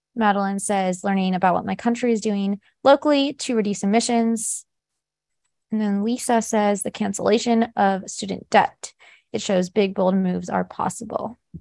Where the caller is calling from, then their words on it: Houston, Texas, United States; I am calling in from Houston